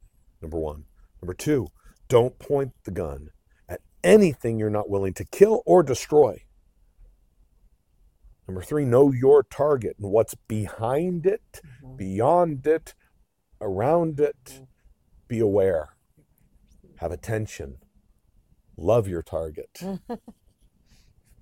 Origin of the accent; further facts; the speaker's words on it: United States; I'm American